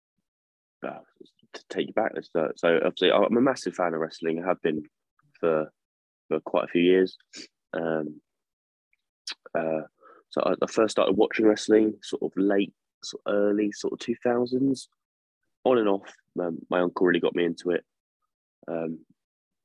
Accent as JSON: {"language": "English", "town": "Worthing", "region": "South East England", "country": "United Kingdom", "tie": "born or raised there", "said": "In my area, in my hometown, in Worthing."}